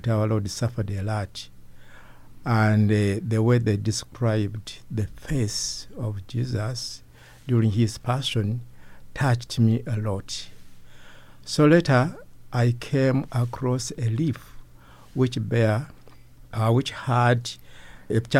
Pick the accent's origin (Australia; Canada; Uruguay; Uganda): Uganda; I come from Uganda